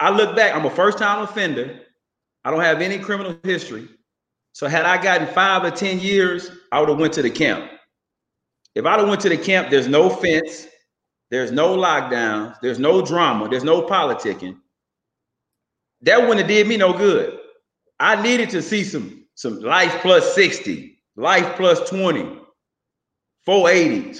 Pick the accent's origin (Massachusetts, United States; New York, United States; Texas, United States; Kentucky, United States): Texas, United States; Houston; Growing up in Houston, Texas, I went to Holy Temple Church of God in Christ on Reed Road in South Park.